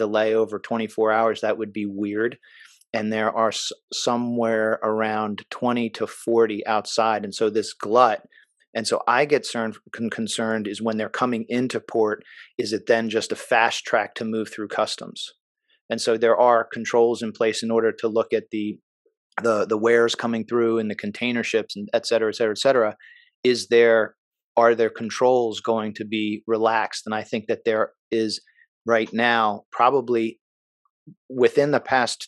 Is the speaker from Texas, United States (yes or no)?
no; Maryland, United States; moved away; I grew up in Maryland